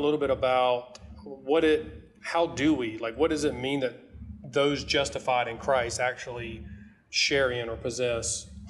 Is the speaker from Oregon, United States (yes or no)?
no; South Carolina, United States; moved away; I'm from South Carolina